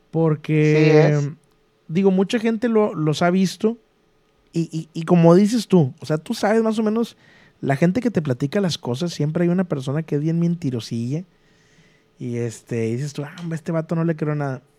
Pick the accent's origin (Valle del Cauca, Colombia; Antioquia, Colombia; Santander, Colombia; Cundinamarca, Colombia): Cundinamarca, Colombia; Soy de Colombia, pero te quiero contar algo que me pasó. No sé si será un don o no sé. Yo viví mi infancia en un pueblo cerca de Bogotá a dos horas en una finca.